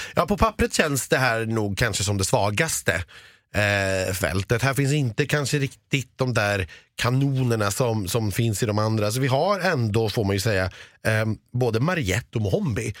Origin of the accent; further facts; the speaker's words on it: Stockholm, Stockholm County, Sweden; så nedlåtande som stockholmare